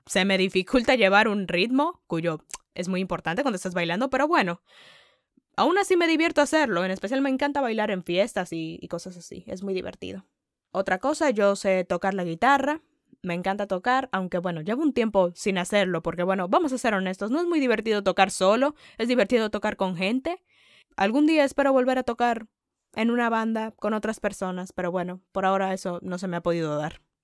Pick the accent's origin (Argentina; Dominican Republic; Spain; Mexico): Dominican Republic; first language Spanish; soy dominicana, nací y crecí en República Dominicana.